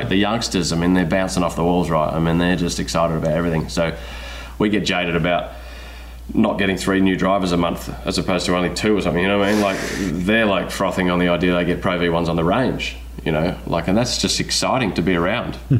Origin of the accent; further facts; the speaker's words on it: Australia; moved away as an adult; I spent 20 years not in my home country, you know, and I'm kind of enjoying being around my people a little bit